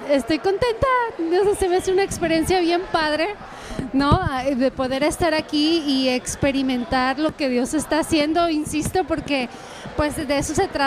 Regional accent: Costa Mesa, California, United States; nosotros estamos en Costa, en Costa Mesa, bueno, somos de Costa Mesa, pero estamos en California

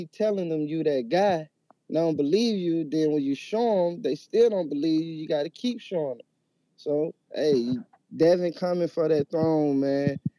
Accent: Atlanta, Georgia, United States; I'm from Georgia. I'm from Atlanta, Georgia.

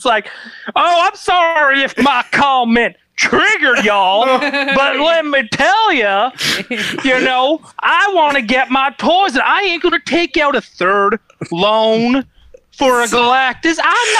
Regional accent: Canada; now in United States; and I'm Canadian. I don't give a shit about Americans.

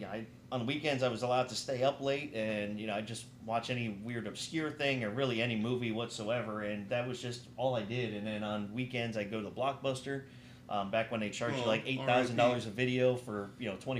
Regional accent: Florida, United States; I was raised in Florida, so we didn't really have snow

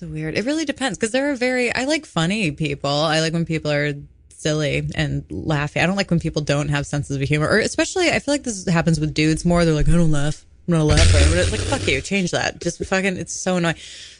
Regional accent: Woodstock, New York, United States; I just sound stoned all the time and maybe that's because I'm from Woodstock

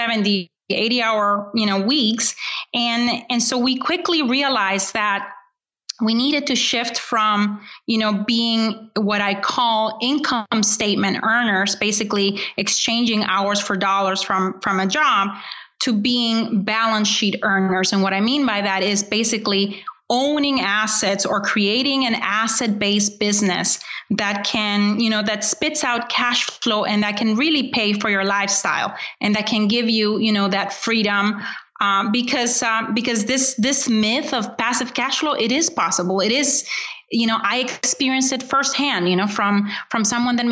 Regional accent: Honduras; I was born in Honduras, and I was born into, you know, a wonderful, you know, what would be called a middle class family.

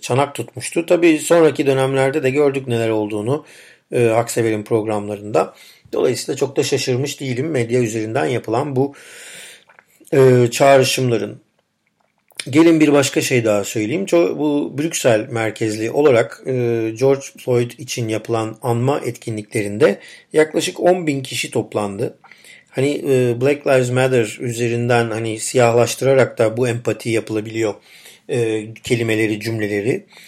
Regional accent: Turkey

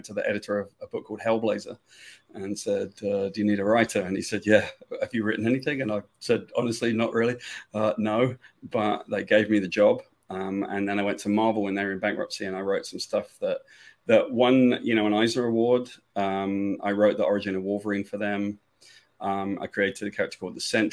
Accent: United Kingdom; moved away as an adult; now in United States; I'm from Great Britain and I came to the States when I was young. I was 20 years old.

